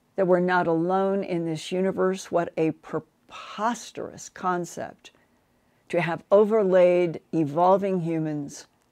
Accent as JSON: {"language": "English", "country": "United States", "tie": "born or raised there", "said": "I grew up as an American"}